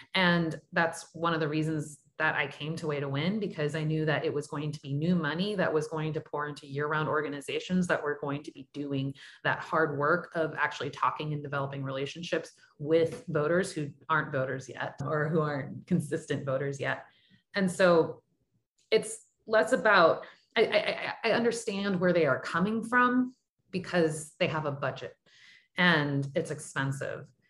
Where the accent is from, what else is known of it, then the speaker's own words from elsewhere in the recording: Sugar Land, Texas, United States; I grew up Irish Catholic in Sugarland outside of outside of Houston